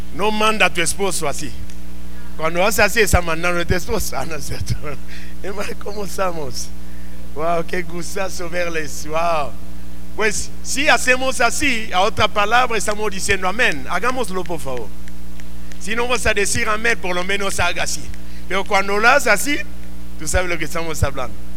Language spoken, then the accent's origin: Spanish; Mexico; por qué nacimos en México?